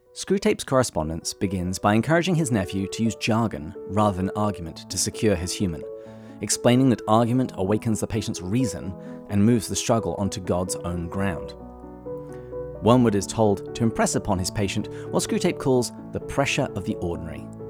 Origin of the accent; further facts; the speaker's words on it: England, United Kingdom; When I was growing up in England